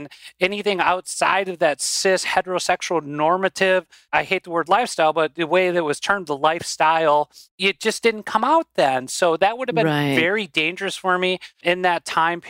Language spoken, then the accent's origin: English; White Bear Lake, Minnesota, United States; accent: Minnesota; now in Rochester, United States; I grew up originally in White Bear Lake, Minnesota